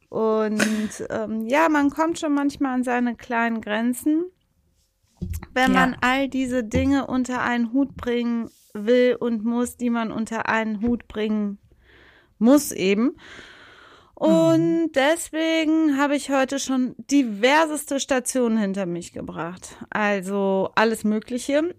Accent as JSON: {"language": "German", "town": "Leverkusen", "region": "North Rhine-Westphalia", "country": "Germany", "said": "Leverkusen, wo ich herkomme, natürlich auch. Das gehört ja zu einer richtigen Leverkusenerin dazu."}